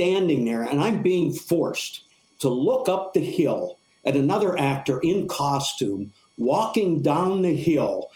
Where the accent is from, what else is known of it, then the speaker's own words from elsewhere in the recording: Western Pennsylvania, United States; moved away as an adult; now in Buffalo, United States; I grew up in Western Pennsylvania